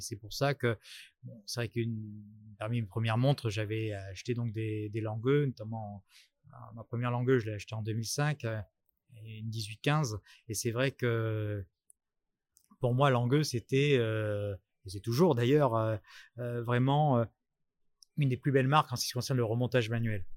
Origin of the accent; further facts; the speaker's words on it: Bordeaux, Nouvelle-Aquitaine, France; moved away as an adult; now in Paris, France; je suis monté euh, sur Paris puisque je suis je suis bordelais